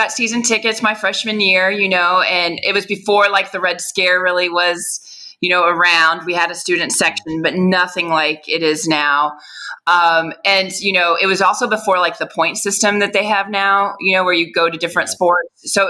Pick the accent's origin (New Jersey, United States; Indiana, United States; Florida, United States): Indiana, United States; moved away; we're from Indiana